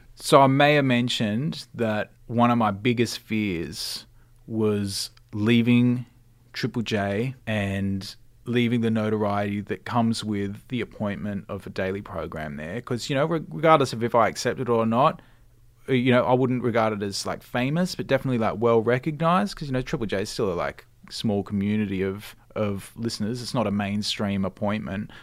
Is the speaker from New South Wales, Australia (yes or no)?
yes; Cronulla, New South Wales, Australia; also born or lived in London; I grew up in sunny Cronulla. I still live there too.